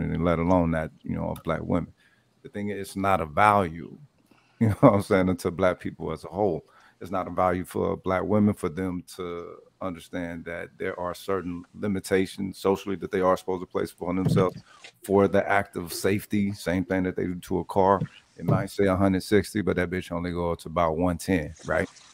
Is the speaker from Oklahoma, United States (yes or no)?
yes; Tulsa, Oklahoma, United States; I'm from Tulsa